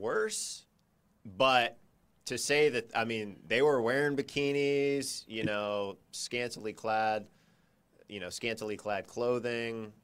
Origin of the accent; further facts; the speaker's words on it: California, United States; I grew up in California.